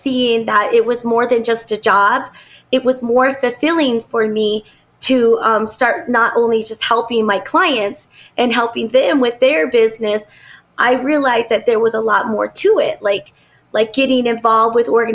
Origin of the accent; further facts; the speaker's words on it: Phoenix, Arizona, United States; I grew up here in Phoenix and I've watched it grow and develop